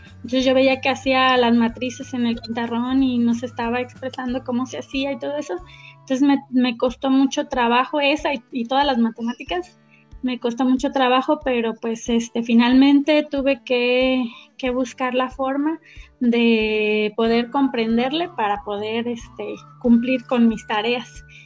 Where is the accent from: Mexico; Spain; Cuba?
Mexico; Antúnez, Michoacán; Yo soy originaria de un pueblito que está allá cerca de Apatzingán, que se llama Antunes. Este, allá estuve viviendo